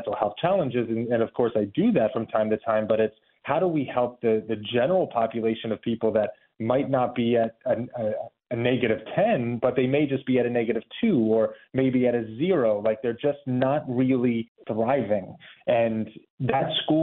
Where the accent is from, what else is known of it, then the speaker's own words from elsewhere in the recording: Baltimore, Maryland, United States; moved away; I'm from Baltimore, Maryland. I was an athlete there, and I guess soccer would have been a big part of my identity growing up